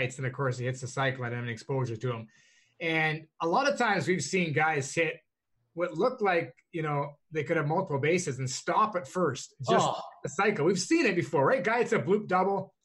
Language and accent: English; Canada; I'm Canadian